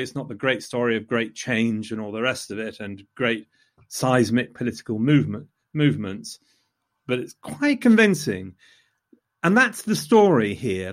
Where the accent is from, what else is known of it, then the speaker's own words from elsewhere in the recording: Loughborough, East Midlands, United Kingdom; I come from Loughborough